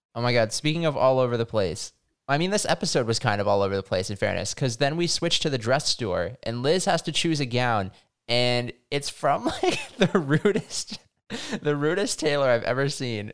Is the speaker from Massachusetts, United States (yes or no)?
yes; Massachusetts, United States; I grew up in Massachusetts